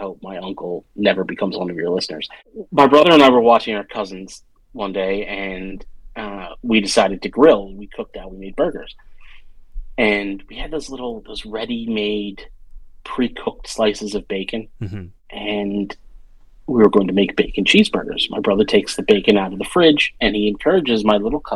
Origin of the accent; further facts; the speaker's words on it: a suburb near Philadelphia, Pennsylvania, United States; I grew up in a suburb near Philadelphia, and I'm the first generation born in America